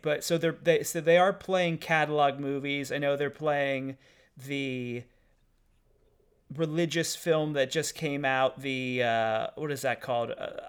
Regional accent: Pittsburgh, Pennsylvania, United States; moved away; I'm from Pittsburgh

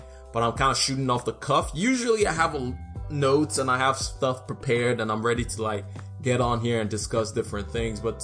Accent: Nigeria; now in United States; where I grew up in Nigeria and moved to the U.S.

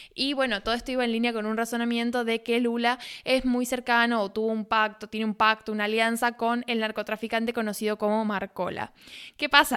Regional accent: Argentina

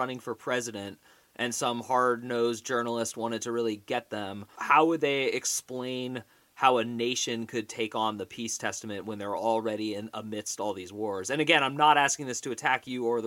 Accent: California, United States; I grew up in California

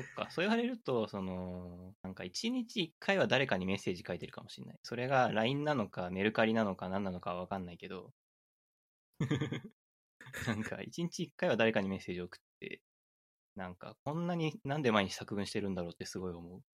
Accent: Aichi, Japan; 僕愛知県出身なんで、うん、愛知県って車の工場とかがたくさんあって、車がすごい混むんですよね。うちの近所に国道があって

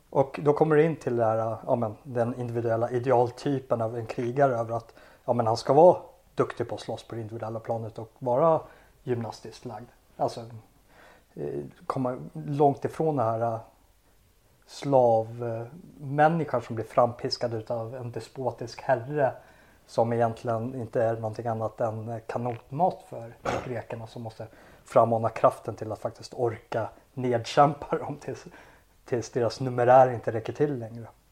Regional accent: Sweden; jag är ju svensk

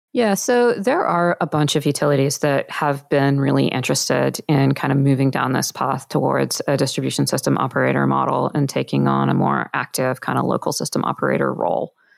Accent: Australia; I'm from Australia.

